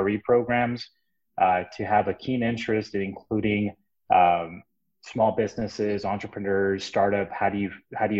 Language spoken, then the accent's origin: English; Brownsville, Texas, United States; also born or lived in Dallas-Fort Worth area, Texas; I came back down to my hometown. This is my hometown, by the way, in Brownsville, Texas.